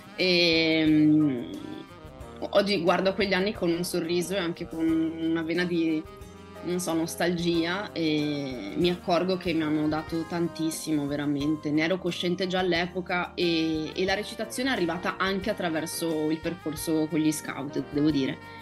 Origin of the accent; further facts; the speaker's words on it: Favaro Veneto, Veneto, Italy; accent: Venetian; first language Venetian; Italian is a second language; moved away as an adult; also born or lived in Rome; Favaro Veneto, che è il mio paese natio